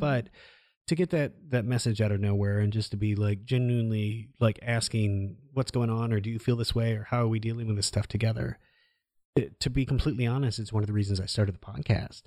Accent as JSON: {"language": "English", "region": "Iowa", "country": "United States", "tie": "born or raised there", "said": "growing up in Iowa"}